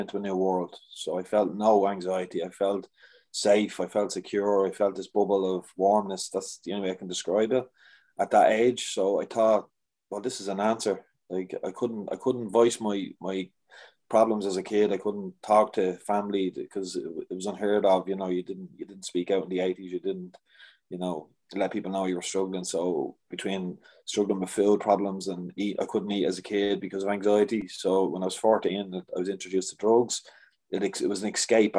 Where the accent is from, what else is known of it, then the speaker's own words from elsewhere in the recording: Dublin, Leinster, Ireland; now in Meath, Ireland; I live in Meath, but I'm from Dublin.